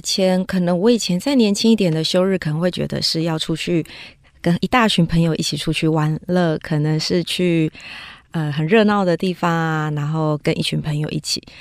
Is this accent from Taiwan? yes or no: yes; Taiwan; 我们台湾这边